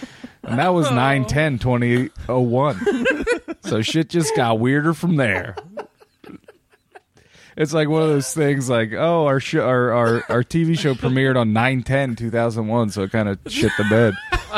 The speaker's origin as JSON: {"language": "English", "region": "New York", "country": "United States", "said": "I'm from New York. Okay. Capiche."}